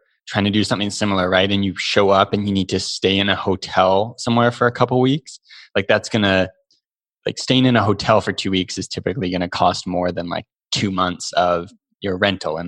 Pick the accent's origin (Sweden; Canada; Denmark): Canada; we are lucky to be Canadian